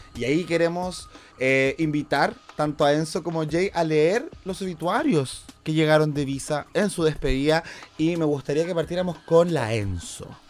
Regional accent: Chile; para nosotros en Chile

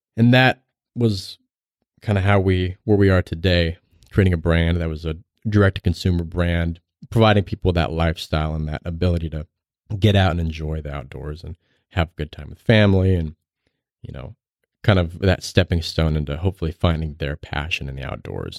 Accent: right outside of Salt Lake City, Utah, United States; I grew up right outside of Salt Lake City

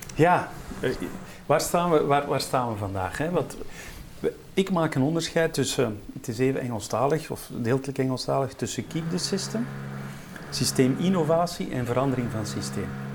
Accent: Ghent, Flanders, Belgium; Ik kom uit Gent.

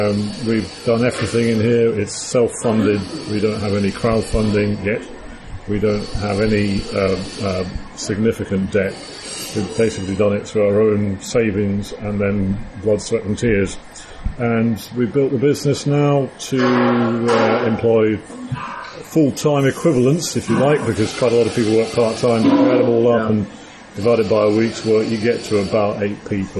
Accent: Scotland, United Kingdom; I'm originally a Scot.

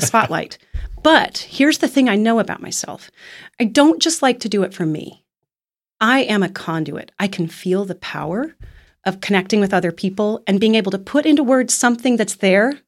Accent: Kansas City, United States; moved away; my hometown of Kansas City

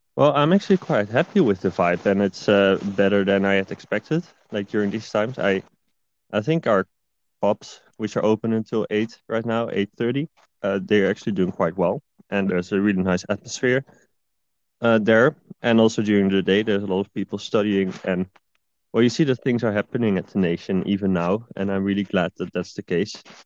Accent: Netherlands; moved away as an adult; now in Sweden; I'm from Netherlands

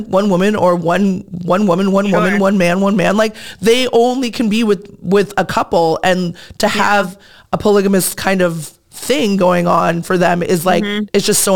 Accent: Manhattan Beach, California, United States; I live in Hermosa, mm-hmm. but I grew up in Manhattan Beach

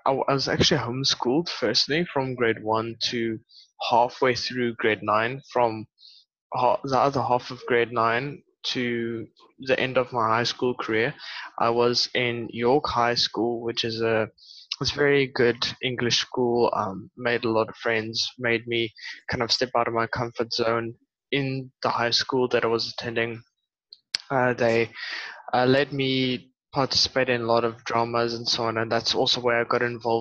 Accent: Port Elizabeth, Eastern Cape, South Africa; now in Western Cape, South Africa; I grew up in Port Elizabeth and moved to a small city here in the Western Cape

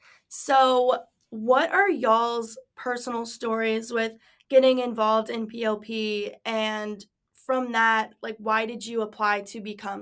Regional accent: Spotsylvania, Virginia, United States; I'm also from Spotsy, so shout out Spotsy.

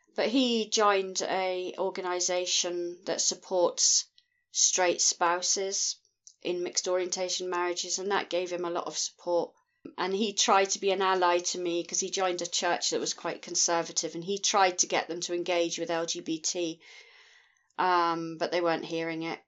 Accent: Scotland, United Kingdom; I'm from Scotland in the United Kingdom.

